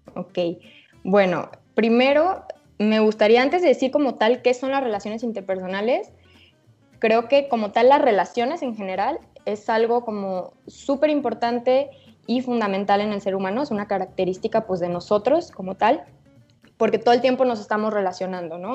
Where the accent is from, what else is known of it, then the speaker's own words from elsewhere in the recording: Guadalajara, Jalisco, Mexico; soy de aquí de Guadalajara